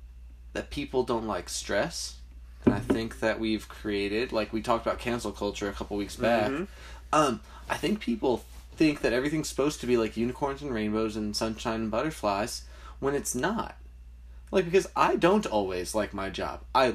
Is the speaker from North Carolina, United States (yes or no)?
no; New Jersey, United States